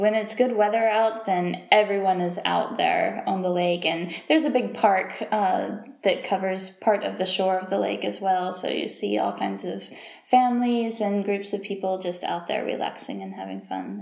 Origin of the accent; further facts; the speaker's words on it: Mobile, Alabama, United States; moved away as an adult; now in Geneva, Switzerland; my hometown of Mobile, Alabama